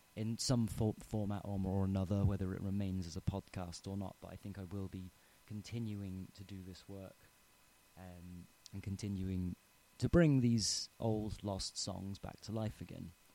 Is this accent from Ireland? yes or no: yes; Tipperary, Munster, Ireland; I'm from Tipperary. I grew up here